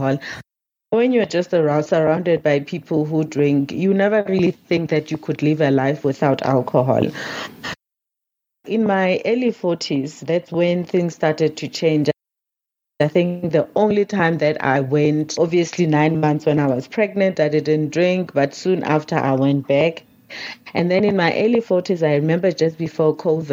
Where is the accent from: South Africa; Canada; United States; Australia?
South Africa; North West; So I grew up in the Northwest province here in South Africa